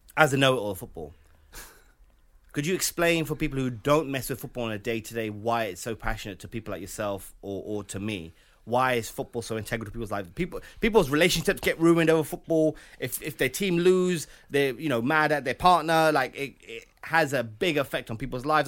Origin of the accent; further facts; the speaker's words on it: United Kingdom; we are British